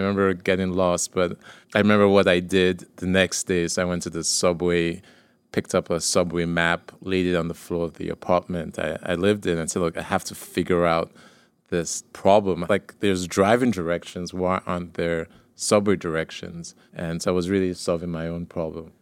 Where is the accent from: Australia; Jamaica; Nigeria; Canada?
Nigeria; moved away; So, I grew up in Nigeria